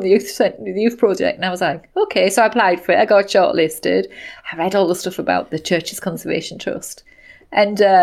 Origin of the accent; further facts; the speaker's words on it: Somerset, South West England, United Kingdom; moved away as an adult; now in Sunderland, United Kingdom; they have since moved back to my hometown of Somerset